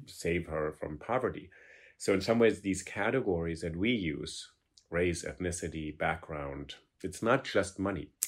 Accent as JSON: {"language": "English", "country": "Germany", "tie": "born or raised there", "moved": "yes", "lives_now": "New York, United States", "said": "I grew up in Germany and I speak German"}